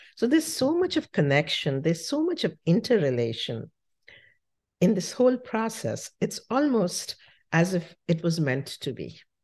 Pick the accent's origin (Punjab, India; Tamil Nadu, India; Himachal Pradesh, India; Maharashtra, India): Himachal Pradesh, India; Shimla; moved away as an adult; now in United States; I grew up in Simla